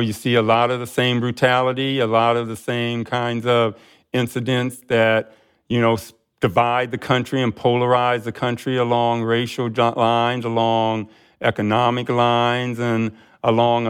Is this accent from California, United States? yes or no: no; Akron, Ohio, United States; I grew up in Akron, Ohio